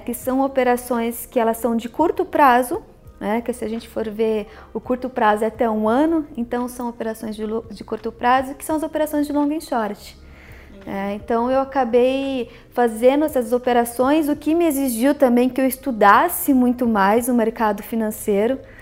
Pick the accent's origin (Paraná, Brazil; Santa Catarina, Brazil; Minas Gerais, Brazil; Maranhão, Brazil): Paraná, Brazil; Maringá; moved away as an adult; now in São Paulo, Brazil; na época eu ainda estava em Maringá, que é a minha cidade natal, onde eu também estudei.